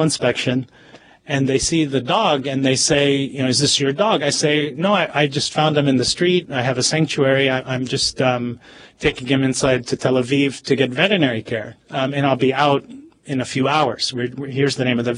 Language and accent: English; Nablus, West Bank, Palestine; moved away; I was born in Nablus in the West Bank. Both my parents were born there, and their parents were all born there